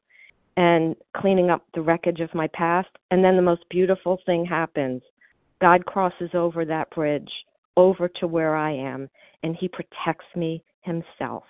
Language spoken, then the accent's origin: English; Miami, Florida, United States; now in New Jersey, United States; I grew up in Miami